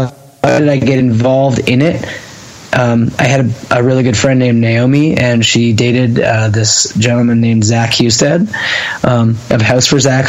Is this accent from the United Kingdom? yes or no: no; Ontario, Canada; And I drank and all those, which to me are pretty normal growing up in Ontario, teenager things.